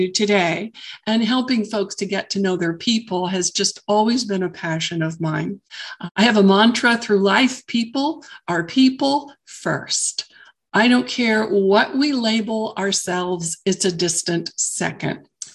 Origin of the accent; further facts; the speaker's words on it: Southern California, United States; moved away as an adult; I grew up in Southern California. I had lived there for the majority of my entire life.